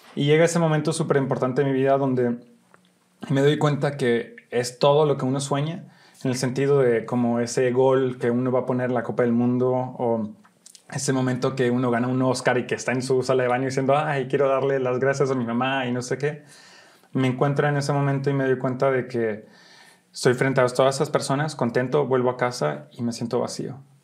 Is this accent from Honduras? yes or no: no; Brussels, Brussels-Capital Region, Belgium; moved away as an adult; also born or lived in Molenbeek / New York; now in Mexico; nací en Bélgica, Bruselas, Bélgica, y mm, nací de una mamá mexicana que venía de Sinaloa y de un papá belga